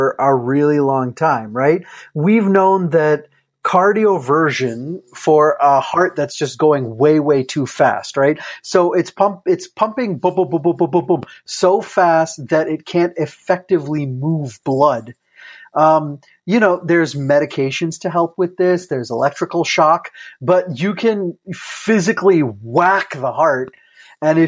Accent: Iowa, United States; I'm from Iowa

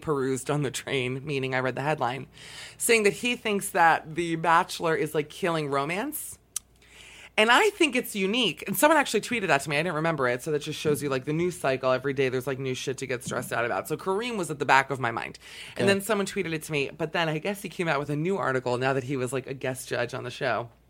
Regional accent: Miami, Florida, United States; my hometown of Miami, Florida

